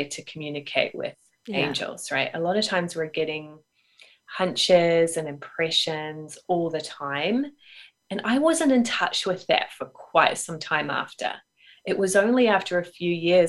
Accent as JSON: {"language": "English", "country": "New Zealand", "tie": "born or raised there", "also_born_or_lived": "United Kingdom", "moved": "as an adult", "said": "I grew up in New Zealand. I moved to the UK for a while."}